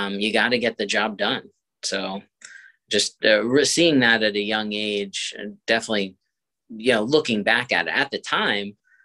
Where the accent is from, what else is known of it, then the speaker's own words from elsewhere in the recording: Montgomery County, Maryland, United States; I grew up here. I grew up in Montgomery County, from Laytonsville to Potomac, local graduate of Walt Whitman High School in Bethesda